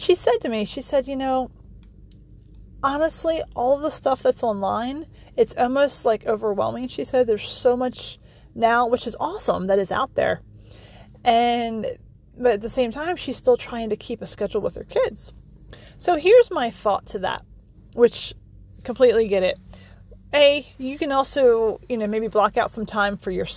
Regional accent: Maryland, United States; moved away as an adult; now in Pennsylvania, United States; I grew up in Maryland.

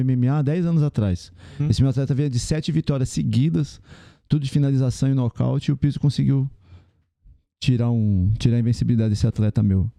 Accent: São Paulo, Brazil; a gente é de São Paulo

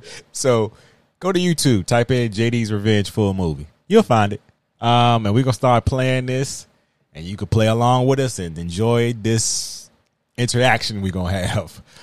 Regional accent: Virginia, United States; accent: drawl; I am from Virginia

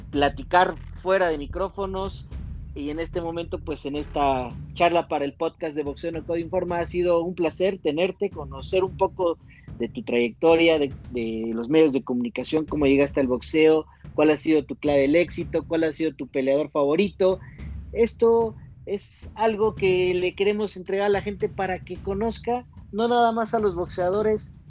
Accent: Puerto Rico; Yo soy boricua

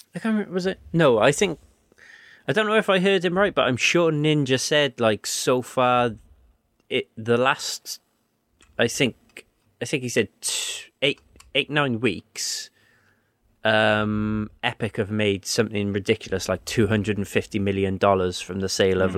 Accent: Wales, United Kingdom; There was very little Welsh taught in my school, and then it was like one lesson a week in high school

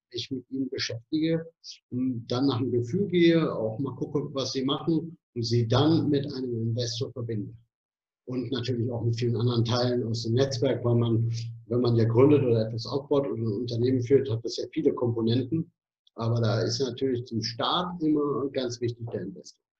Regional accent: Cologne, North Rhine-Westphalia, Germany; born there; now in Berlin, Germany; in Köln geboren, in der verrückten Stadt und lebe jetzt in, der Be in Berlin, in der noch verrückteren Stadt

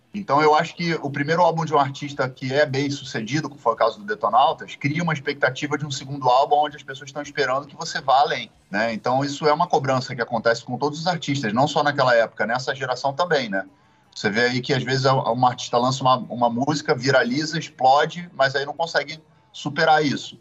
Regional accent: Rio de Janeiro, Brazil; born or raised there

